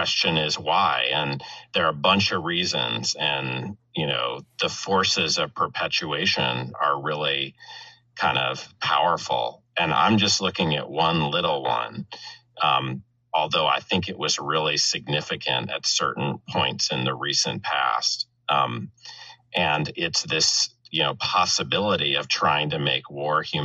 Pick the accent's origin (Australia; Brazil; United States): United States; Missouri; moved away; I'm from Missouri